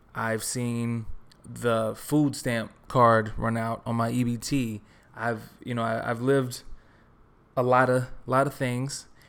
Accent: Texas, United States; moved away as an adult; also born or lived in New York; now in Los Angeles, United States; I grew up in Texas

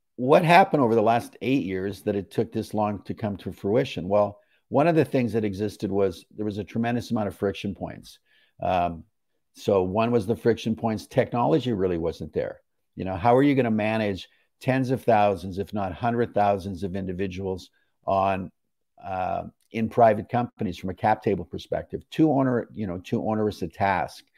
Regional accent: Canada; I'm a Canadian

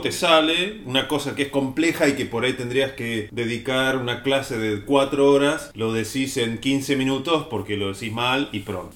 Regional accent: Río Negro, Argentina; yo soy de Río Negro y yo cantaba el himno de niño en la escuela

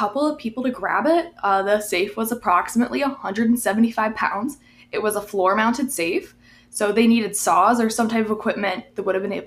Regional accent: Cattaraugus County, New York, United States; my county, Cattaraugus County

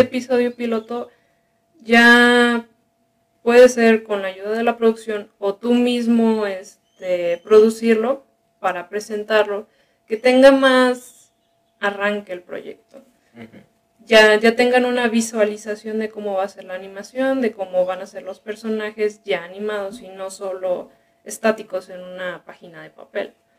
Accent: Guadalajara, Jalisco, Mexico; also born or lived in Culiacán, Sinaloa; originalmente soy de Sinaloa. soy de, de la capital, de Culiacán. Y de pequeño nos venimos acá a, a Guadalajara, así que mi educación y así la he tenido aquí en la ciudad

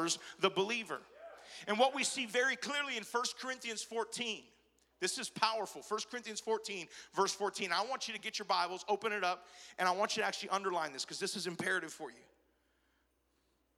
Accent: Hawaii, United States; I'm Italian, yet I was born and raised in Hawaii

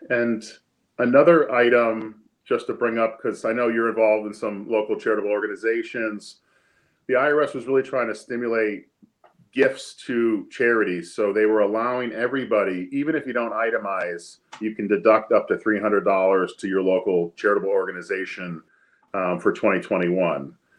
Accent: Easthampton, Massachusetts, United States; I grew up in East Hampton and uh, live there right now with my wife

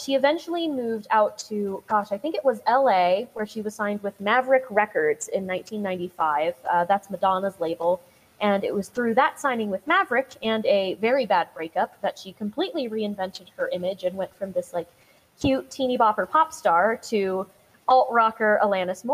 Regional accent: San Diego, California, United States; I was raised in California near San Diego, and I can say, as a native Californian

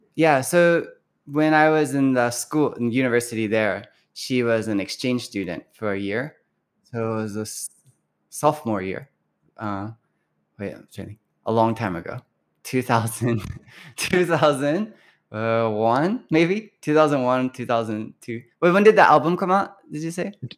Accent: Louisville, Kentucky, United States; moved away as an adult; now in Nagoya, Japan; growing up in Louisville

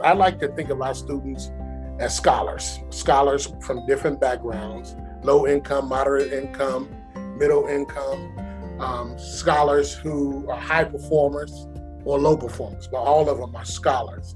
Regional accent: Chicago, Illinois, United States; now in Atlanta, United States; I'm from Chicago

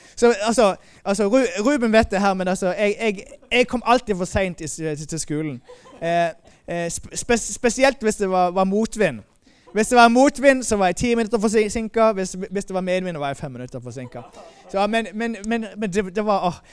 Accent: Moi, Agder, Norway; also born or lived in Denmark / Sweden; now in Malmö, Sweden; jeg kommer opprinnelig fra Moi

